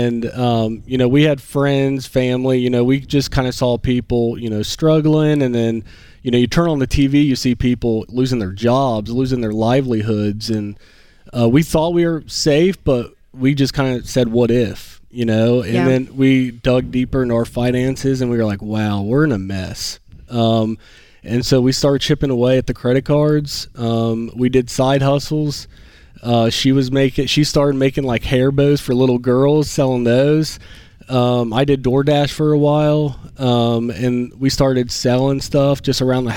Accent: Calera, Alabama, United States; we're from Calera, Alabama, which is about 30 miles south of Birmingham

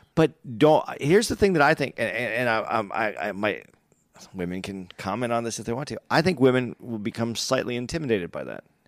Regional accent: Arizona, United States; I grew up in Arizona.

